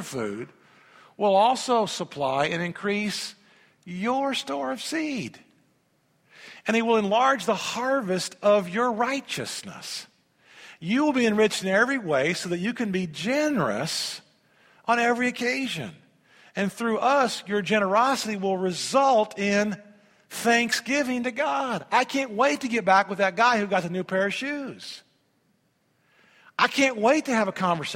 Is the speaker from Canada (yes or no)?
no; Indiana, United States; I grew up in Indiana.